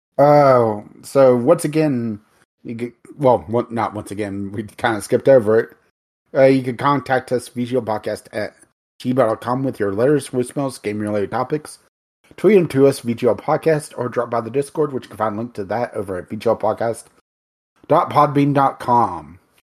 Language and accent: English; United States; we're American